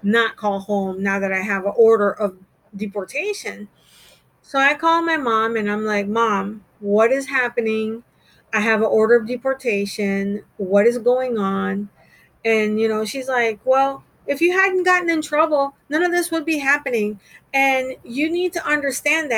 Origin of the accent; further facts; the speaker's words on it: United States; accent: American; moved away as an adult; also born or lived in Montego Bay, Jamaica / Panama; now in Jamaica; I was adopted as a child in Central America, Panama. I was born in Jamaica, and my biological mother took me from Jamaica to Panama, and then they adopted me. My father was in the military, and I came into the country on his military orders